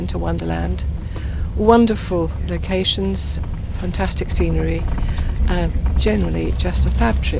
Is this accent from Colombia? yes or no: no; England, United Kingdom; I'm from England